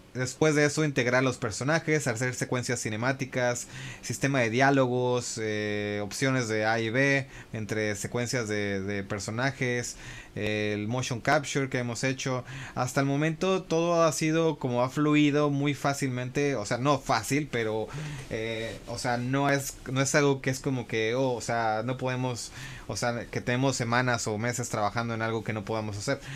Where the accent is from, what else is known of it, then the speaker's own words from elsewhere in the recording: San Francisco, California, United States; now in Japan; crecí en California, en San Francisco